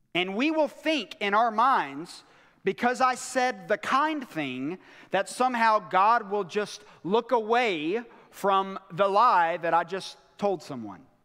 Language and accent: English; United States; us as American Christians